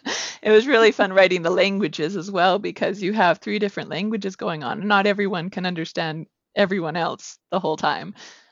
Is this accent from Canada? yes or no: yes; Alberta, Canada; accent: Canadian; I am from Alberta, Canada, so way up north.